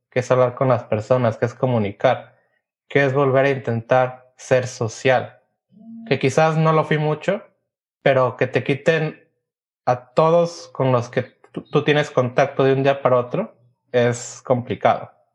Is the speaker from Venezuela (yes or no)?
no; Mexico; como mexicanos y como latinos